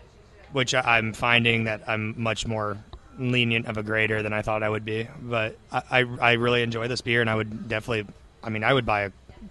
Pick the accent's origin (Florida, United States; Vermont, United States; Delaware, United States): Florida, United States; Stuart; my hometown of Stuart, Florida.